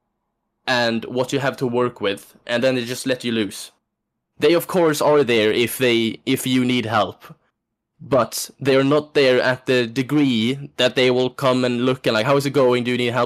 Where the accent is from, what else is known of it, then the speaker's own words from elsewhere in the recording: Sweden; accent: Swedish; English is a second language; moved away; I still have my Swedish... I still have my Swedish dialect